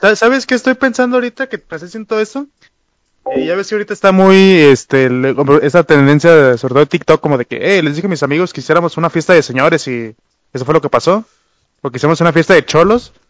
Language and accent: Spanish; Mexico; como vatos mexicanos